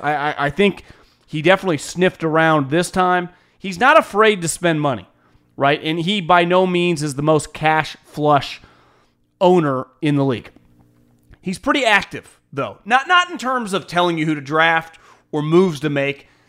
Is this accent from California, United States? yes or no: yes; Northern California, United States; I'm from Northern California, born and raised.